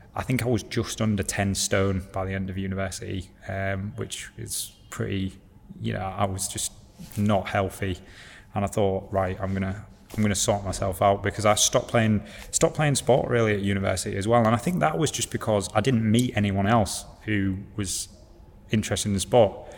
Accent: Hull, Yorkshire and the Humber, United Kingdom; moved away; also born or lived in Leeds / Paris, France; I'm from Hull.

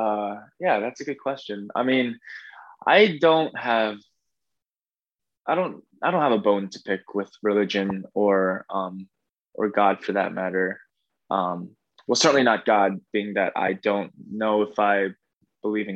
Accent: New Jersey, United States; also born or lived in Bronx, New York; So I'm a Jersey kid

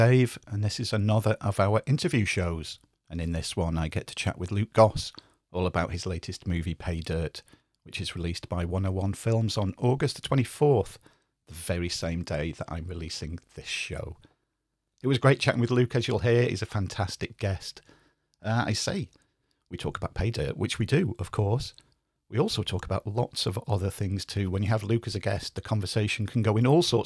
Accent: Cheshire, North West England, United Kingdom; now in Wales, United Kingdom; I was born in Cheshire, but I live in Wales

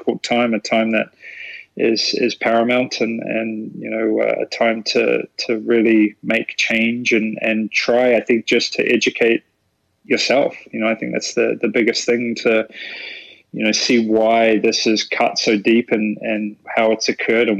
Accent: New Zealand; moved away; I'm from New Zealand

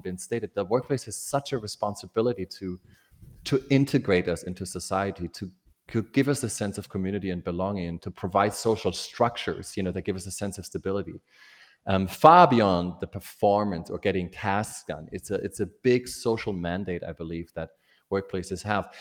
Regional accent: Germany; born or raised there; moved away

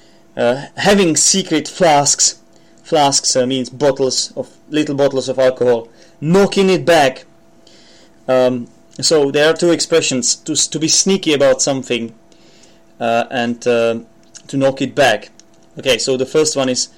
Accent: Czechia; accent: Czech; English is a second language; I'm not a native speaker. I'm from the Czech Republic

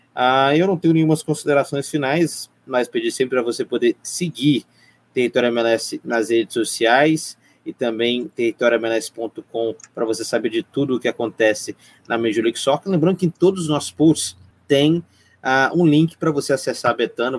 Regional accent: interior of Minas Gerais, Brazil; Eu sou mineiro do interior, quase capixaba

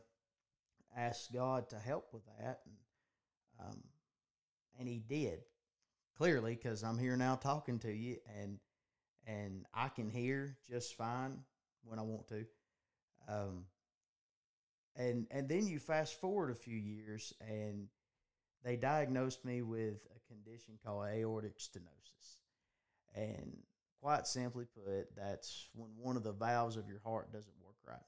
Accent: Gillsville, Georgia, United States; I'm 24 years old, live in North Georgia, and born and raised in Gillsville

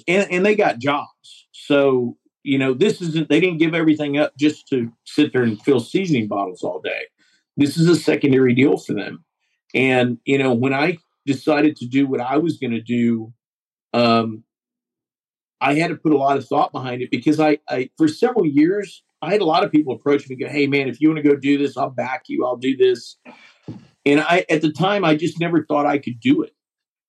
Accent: Seguin, Texas, United States; I've got an office in my hometown of Seguin, which is between Austin and San Antonio, Texas

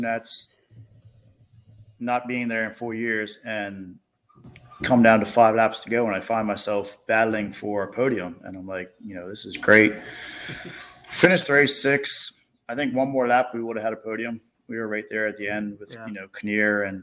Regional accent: Bermuda; I come from Bermuda, 20 square mile island

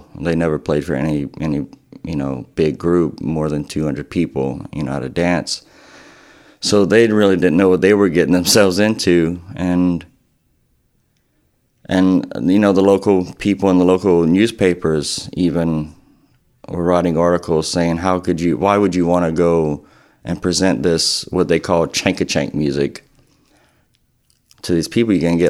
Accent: Eunice, Louisiana, United States; now in Lafayette, United States; I grew up in Eunice, Louisiana, and now live in Lafayette, Louisiana. I was born in 1982. I just turned 33 in July. And I come from a musical family.

